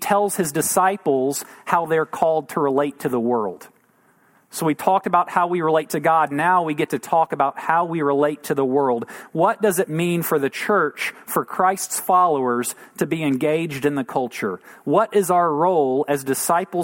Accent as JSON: {"language": "English", "country": "United States", "said": "we're American"}